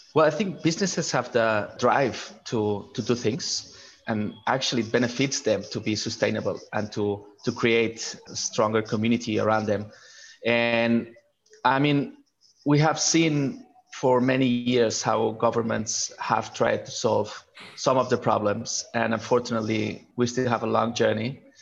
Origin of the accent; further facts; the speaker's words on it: Barcelona, Catalonia, Spain; moved away; I'm from Barcelona originally